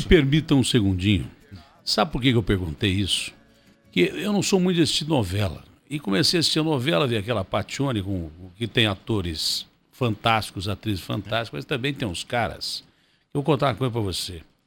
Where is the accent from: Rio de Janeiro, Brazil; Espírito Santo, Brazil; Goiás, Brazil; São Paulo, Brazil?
São Paulo, Brazil; Ribeirão Preto; now in São Paulo, Brazil; eu amo a minha cidade, nasci em Ribeirão Preto